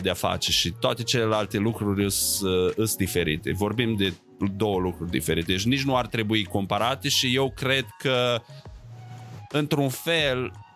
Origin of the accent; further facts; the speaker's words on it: Romania; now in United States; după ce m-am mutat în state, crescând în România